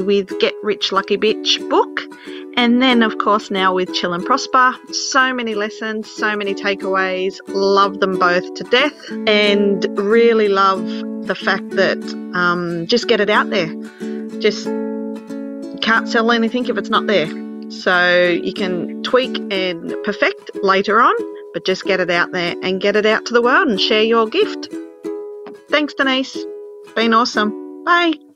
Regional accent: Gold Coast, Queensland, Australia; I'm from the Gold Coast, Australia

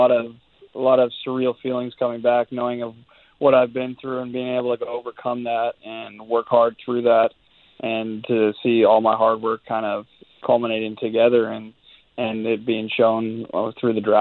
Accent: Canada; being a Canadian kid

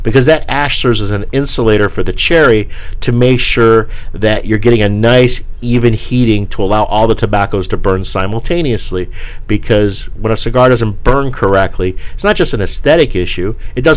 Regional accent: New England, United States; I'm from the New England area

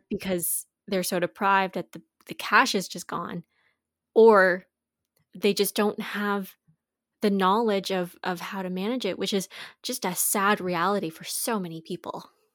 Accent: Canada; we're from Canada

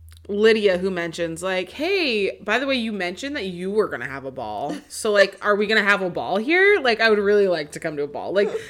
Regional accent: Seattle, Washington, United States; because I grew up in Seattle, there would be Fleet Week and all of the Navy ships would come and dock for the weekend.

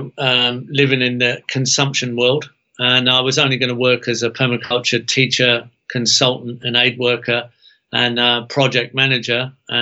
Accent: England, United Kingdom; moved away as an adult; now in Australia; I was born in England.

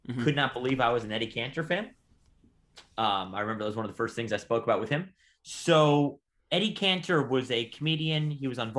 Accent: Southern California, United States; now in New York City, United States; I grew up in Southern California

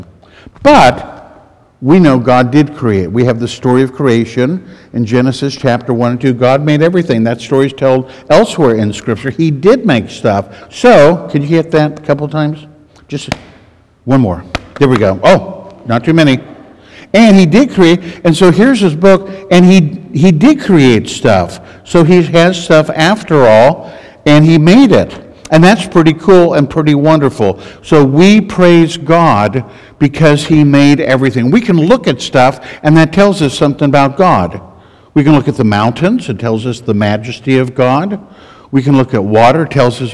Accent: Kansas, United States; I'm from Kansas.

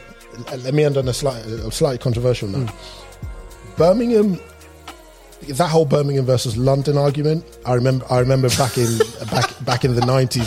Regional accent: Lagos, Nigeria; also born or lived in England; now in United Kingdom; I'm English born, Nigerian raised

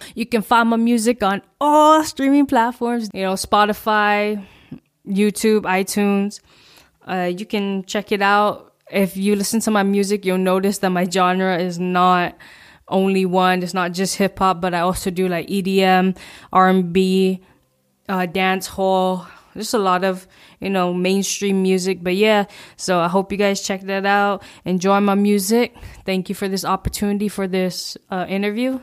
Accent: Guam; I'm from Guam

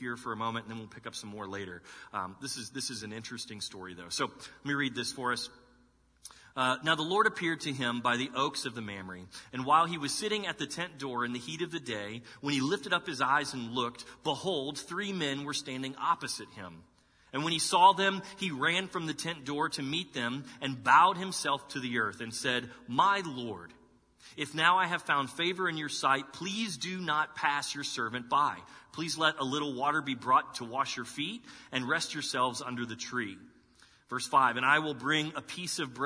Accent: Dallas, Texas, United States; moved away as an adult; now in Columbus, United States; I'm from Texas, and that's where I was born and raised. But, you know, being from Texas, like growing up in Dallas in the 80s and 90s

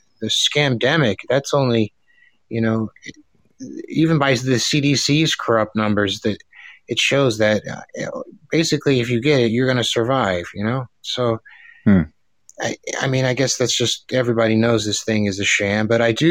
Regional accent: Woodbridge, Virginia, United States; I'm from Virginia, United States. Woodbridge, Virginia

